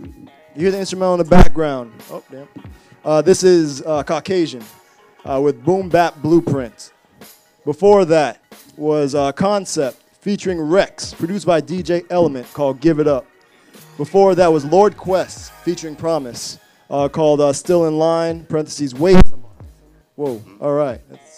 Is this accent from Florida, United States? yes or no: yes; North Miami, Florida, United States; also born or lived in Miramar, Florida; now in Orlando, United States; I'm originally from North Miami, then Miramar, like Fort Lauderdale area.